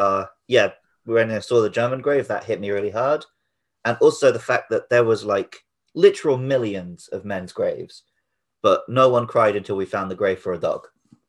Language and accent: English; United Kingdom; me as a Brit